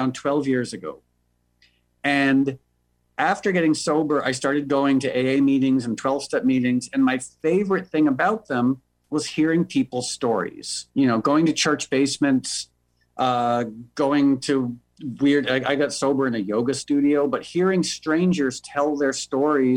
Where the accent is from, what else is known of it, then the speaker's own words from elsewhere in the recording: New York, United States; moved away as an adult; now in Los Angeles, United States; I was born and raised in New York, but I moved to LA about 12 years ago